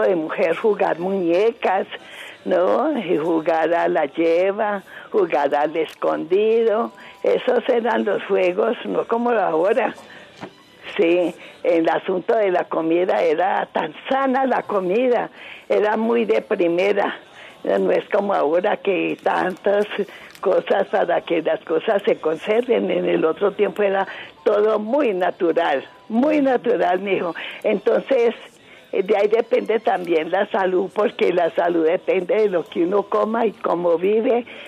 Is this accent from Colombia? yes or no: yes; Toro, Valle del Cauca, Colombia; moved away as an adult; also born or lived in Cali / Restrepo, Valle del Cauca; now in Bogotá, Colombia; somos del Valle de Toro